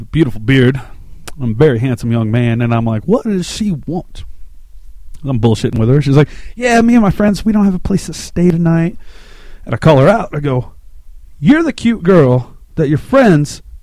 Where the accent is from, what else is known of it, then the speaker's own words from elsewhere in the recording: Shreveport, Louisiana, United States; now in Colorado Springs, United States; I'm originally from Shreveport, Louisiana. I live in Colorado